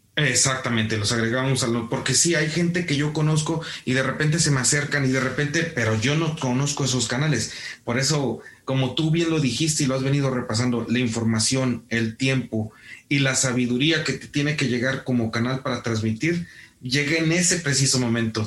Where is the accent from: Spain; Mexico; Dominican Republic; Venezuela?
Mexico; como mexicanos